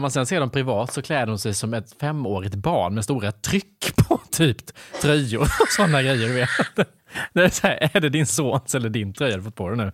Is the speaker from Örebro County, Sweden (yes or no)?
no; Värnamo, Jönköping County, Sweden; jag kommer från Värnamo, från ett hem där man jobbar 8 till 17 måndag till fredag